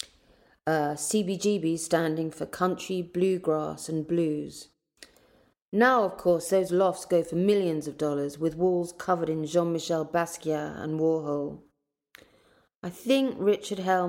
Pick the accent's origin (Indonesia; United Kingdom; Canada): United Kingdom; London; moved away as an adult; also born or lived in New York; Being a Londoner, and having lived in Ladbroke Grove, I was always very happy and proud to come from such a multicultural environment